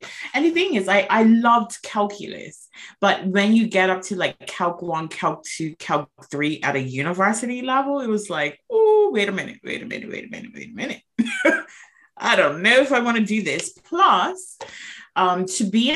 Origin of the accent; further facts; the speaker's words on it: Bermuda; moved away; I am originally from Bermuda, and Bermuda is an insurance mecca